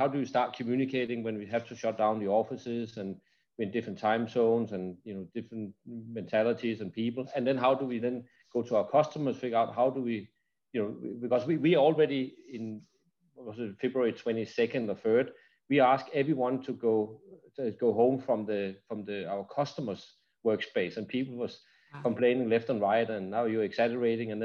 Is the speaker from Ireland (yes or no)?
no; Denmark; moved away; I'm from Denmark originally